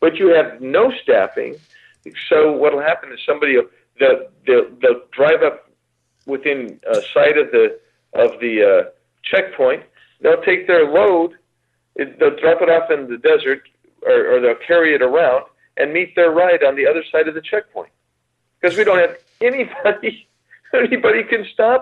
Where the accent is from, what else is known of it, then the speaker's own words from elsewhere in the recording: Arizona, United States; my home state of Arizona